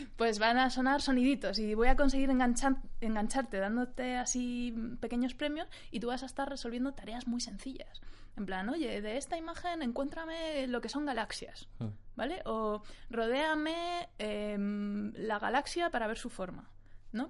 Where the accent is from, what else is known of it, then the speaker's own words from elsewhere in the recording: Spain; nosotros como sociedad española